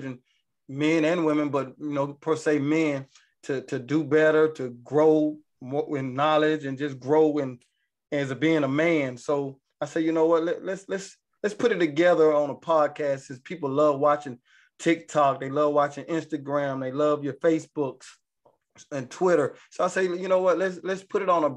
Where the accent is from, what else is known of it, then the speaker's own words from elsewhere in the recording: Georgia, United States; now in Atlanta, United States; I'm originally from Georgia